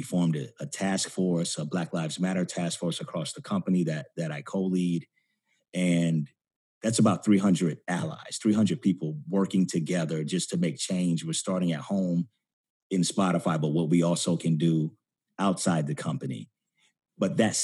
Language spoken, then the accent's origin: English; Florida, United States; now in New York, United States; my home state of Florida